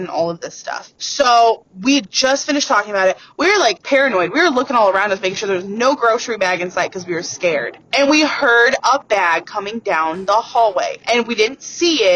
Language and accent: English; Fort Wayne, Indiana, United States; I'm from Fort Wayne, Indiana